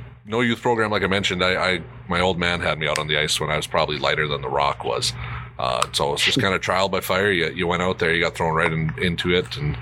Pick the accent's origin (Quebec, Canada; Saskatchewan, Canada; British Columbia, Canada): Saskatchewan, Canada; Minton; I grew up in Minton, Saskatchewan, Canada.